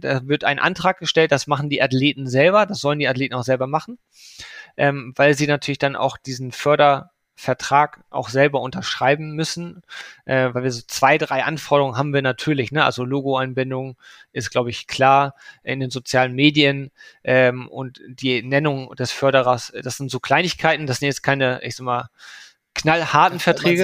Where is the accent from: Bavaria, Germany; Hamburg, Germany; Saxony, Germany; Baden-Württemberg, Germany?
Hamburg, Germany; man fiebert als Hamburger natürlich immer mit den Hockey-Teams